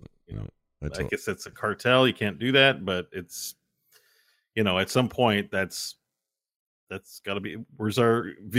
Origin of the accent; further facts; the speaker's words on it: Canada; I'm a Canadian. The government delivers marijuana to people here now.